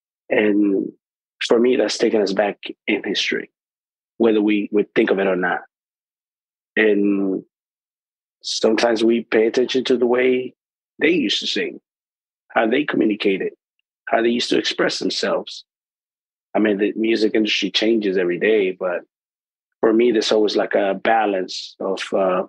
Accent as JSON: {"language": "English", "country": "El Salvador", "tie": "born or raised there", "moved": "yes", "lives_now": "Washington, DC, United States", "said": "I grew up back home in El Salvador"}